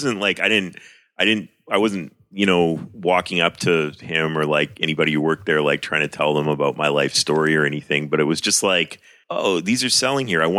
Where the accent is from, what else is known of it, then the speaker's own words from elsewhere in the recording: Vancouver, British Columbia, Canada; now in Toronto, Canada; I was living in Vancouver. I'm from Vancouver.